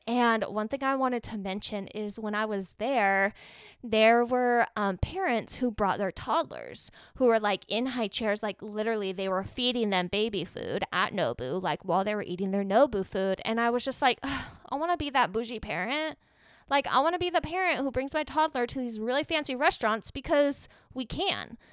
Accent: Arizona, United States; I'm from Arizona

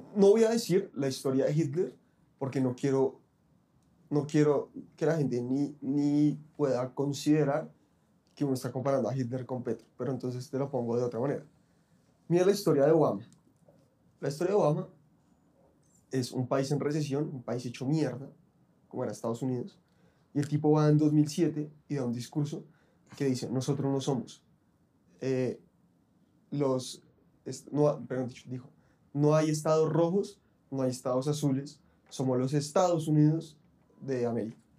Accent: Bogotá, Colombia; así somos muchos los bogotanos

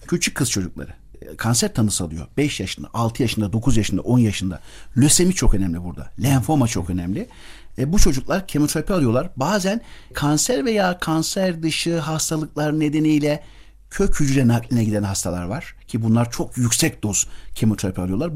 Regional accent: Kayseri Province, Turkey; moved away as an adult; also born or lived in United States; now in Ankara, Turkey; 1971 Kayseri doğumluyum. Babam öğretmen. Kısaca bundan bahsetmek istiyorum. Cumhuriyetin verdiği imkanlarla ilkokula köyde başlayarak daha sonra Kayseri, sonra Ankara

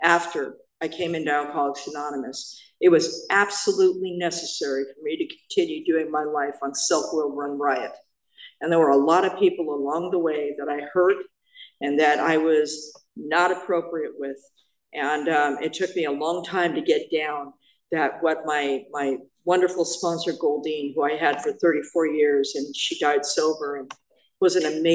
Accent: Apple Valley, California, United States; I'm from the beautiful metropolis of Apple Valley.

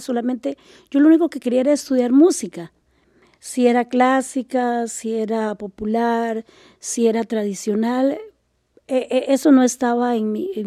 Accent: Liberia, Guanacaste, Costa Rica; moved away as an adult; also born or lived in San José; yo pasé mi niñez y, mi adolescencia en Liberia, ¿verdad? En Liberia

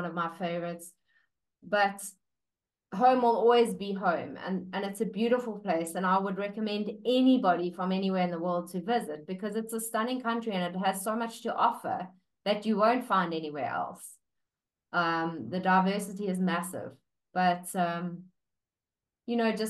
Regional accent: Durban, KwaZulu-Natal, South Africa; also born or lived in United Kingdom; now in Port Elizabeth, South Africa; I'm in Port Elizabeth, which is on the East Coast, sort of halfway between Durban and Cape Town. I'm from Durban.

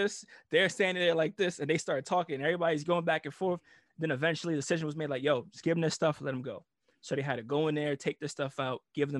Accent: Italy; moved away; Cause I came from Italy, so I had like my little Euro, you know, my little mullet and shit.

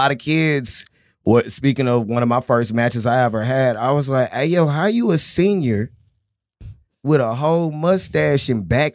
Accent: Texas, United States; I'm from Texas

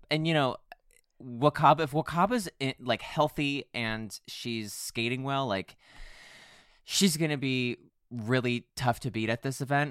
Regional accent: United States; I'm also American

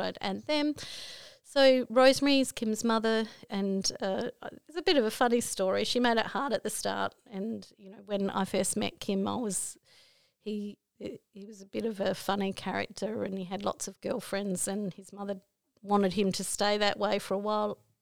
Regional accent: Broken Hill, New South Wales, Australia; also born or lived in Port Augusta, South Australia; I come from Broken Hill

